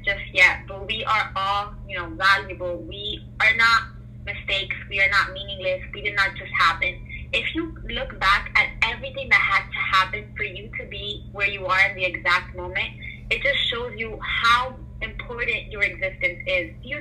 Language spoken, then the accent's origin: English; United States; also born or lived in Colombia; I was born in Colombia. I came to this country at the age of two, so I basically grew up here. I was raised in America